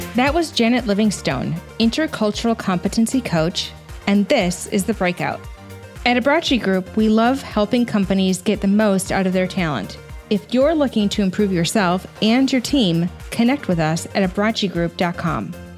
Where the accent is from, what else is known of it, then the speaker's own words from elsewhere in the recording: United States; me being an American